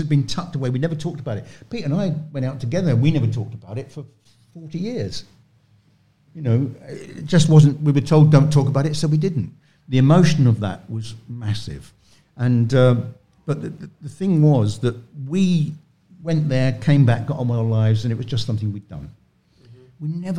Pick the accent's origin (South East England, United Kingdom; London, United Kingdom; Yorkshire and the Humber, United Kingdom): London, United Kingdom; I said, you know, I'm come from London, you're in London.